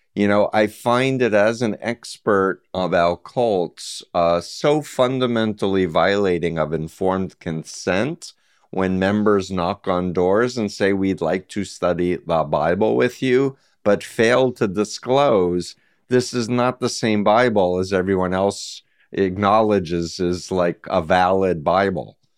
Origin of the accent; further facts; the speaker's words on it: New York, United States; I grew up in New York